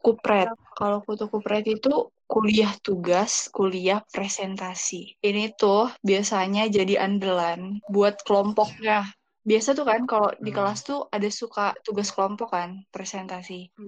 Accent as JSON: {"language": "Indonesian", "town": "Pematang Siantar", "region": "North Sumatra", "country": "Indonesia", "moved": "yes", "lives_now": "Bekasi, Indonesia", "said": "Aku asalnya dari Pematang Siantar, Sumatera Utara tapi sekarang domisili di Bekasi."}